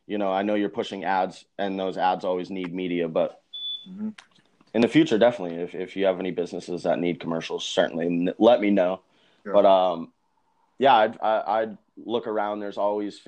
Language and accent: English; Boston, Massachusetts, United States; I'm actually from Boston, Massachusetts, just outside of Boston, Massachusetts. That's where I was born and raised